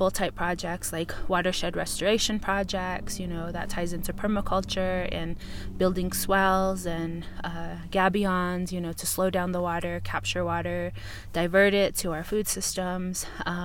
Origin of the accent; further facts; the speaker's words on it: St. Michaels, Arizona, United States; I am Dine woman from St. Michael's, Arizona